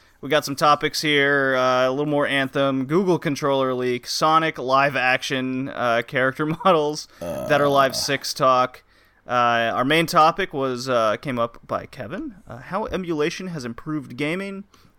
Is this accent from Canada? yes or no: yes; Canada; joined by fellow Canadian, like I'm Canadian